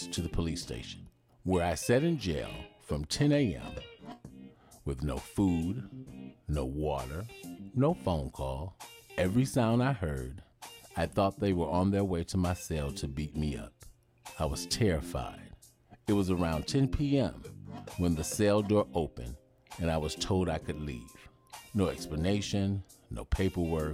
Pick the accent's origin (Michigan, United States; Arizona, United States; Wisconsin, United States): Michigan, United States; Detroit; moved away as an adult; also born or lived in Chicago; Growing up in Detroit, Michigan, in a single-parent home, I had a great childhood